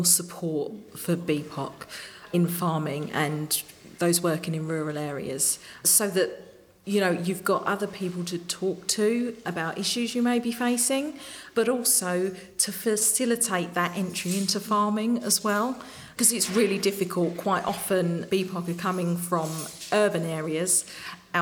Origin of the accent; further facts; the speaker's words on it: London, United Kingdom; I grew up in East London